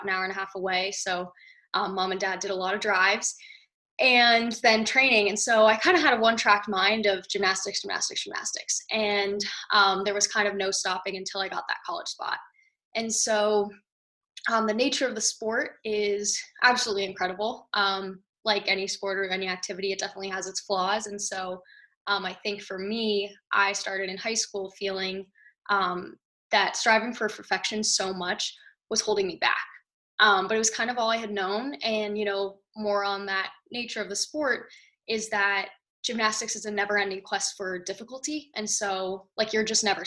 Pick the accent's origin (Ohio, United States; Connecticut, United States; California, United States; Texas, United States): California, United States; Santa Monica; I am from Santa Monica, California